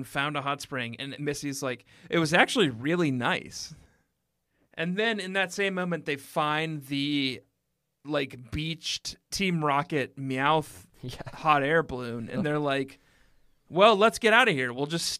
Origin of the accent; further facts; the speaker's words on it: Colorado, United States; moved away; also born or lived in Minnesota; I grew up in Colorado.